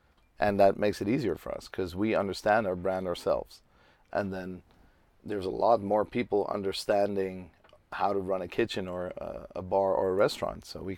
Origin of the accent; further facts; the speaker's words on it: Amsterdam, North Holland, Netherlands; English is a second language; I'm 35. I'm from Amsterdam.